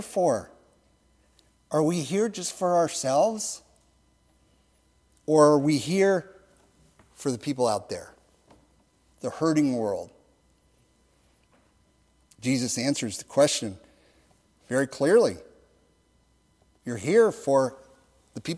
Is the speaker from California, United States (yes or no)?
yes; Los Angeles, California, United States; I grew up in Los Angeles, and I grew up as a Lakers fan.